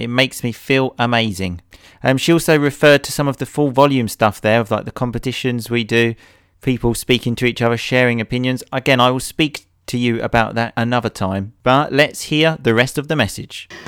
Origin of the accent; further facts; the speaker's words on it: England, United Kingdom; I'm an English hooligan idiot